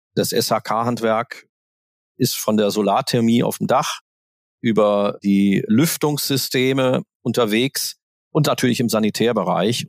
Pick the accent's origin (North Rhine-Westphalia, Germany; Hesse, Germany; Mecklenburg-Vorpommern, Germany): North Rhine-Westphalia, Germany; Aachen; moved away; Ich komme ursprünglich aus Aachen